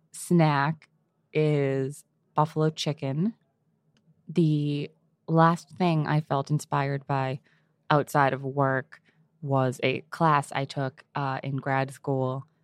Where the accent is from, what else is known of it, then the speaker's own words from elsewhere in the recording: Boston, Massachusetts, United States; I am from Boston.